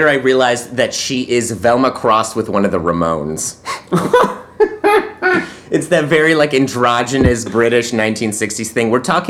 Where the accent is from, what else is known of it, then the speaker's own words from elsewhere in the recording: Poland; Now, I'm from Poland